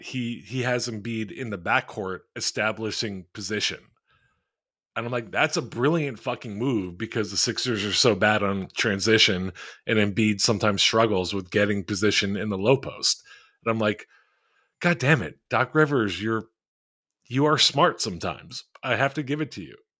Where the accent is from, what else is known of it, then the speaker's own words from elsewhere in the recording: Philadelphia, Pennsylvania, United States; a bunch of people I grew up with in Philly